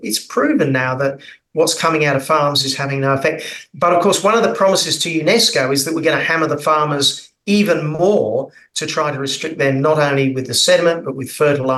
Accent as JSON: {"language": "English", "region": "North Queensland", "country": "Australia", "said": "I'm down in Melbourne at the moment freezing because I'm from North Queensland"}